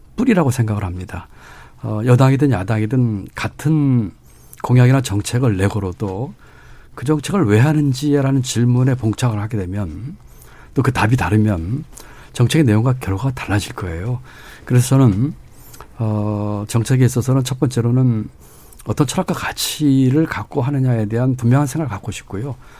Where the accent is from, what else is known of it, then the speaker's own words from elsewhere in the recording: Gwangju, Gyeonggi Province, South Korea; also born or lived in Cheonggyecheon, Seoul; 중학교 때부터 청계천 무허가 판잣집에 살았고요. 음. 그게 철거돼서는 경기도 광주에 강제지대 천막집에서 살면서 중학교 고등학교를 다녔습니다